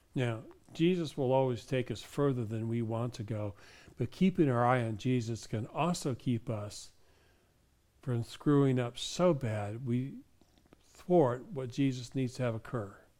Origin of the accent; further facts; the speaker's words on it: Michigan, United States; I was raised in Michigan